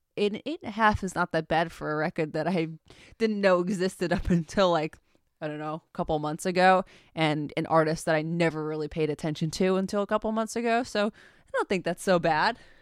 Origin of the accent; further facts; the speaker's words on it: Long Island, New York, United States; We're from Long Island.